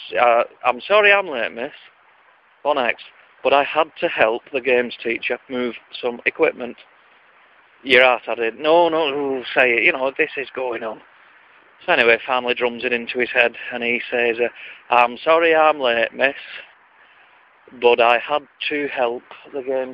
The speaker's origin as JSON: {"language": "English", "town": "Wigan", "region": "North West England", "country": "United Kingdom", "accent": "Lancashire or Wigan", "said": "my accent, the Lancashire or Wigan accent"}